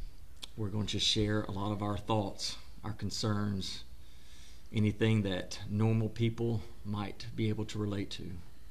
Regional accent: Mississippi, United States; I'm 42, live in Mississippi, born and raised in Mississippi. I'm a Southern boy

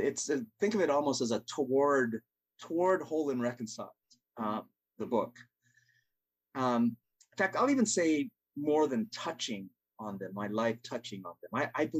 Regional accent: Umatilla, Oregon, United States; also born or lived in Bronx, New York; We moved from the Bronx, New York, picture on the left, to Umatilla, Oregon, population 750 people.

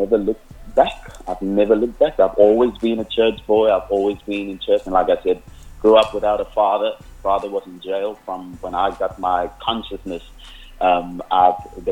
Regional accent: Cape Town, Western Cape, South Africa; first language Afrikaans; English is a second language; So that's where I grew up. I grew up on the Cape Flats

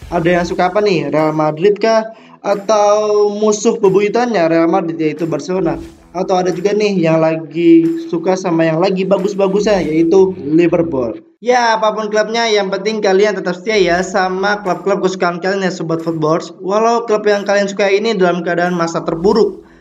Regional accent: Jakarta, Indonesia; born there; lahir di Jakarta pada 3 November 1999.

